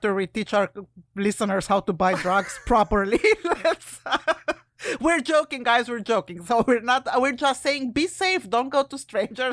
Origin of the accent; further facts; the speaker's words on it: Romania; moved away; I'm from Romania originally